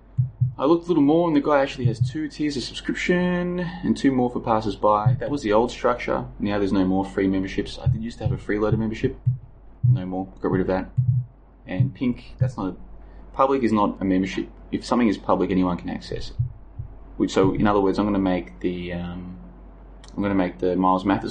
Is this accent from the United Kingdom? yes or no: no; Melbourne, Victoria, Australia; the suburb I grew up in was the end of the line. It was the end of the metro network.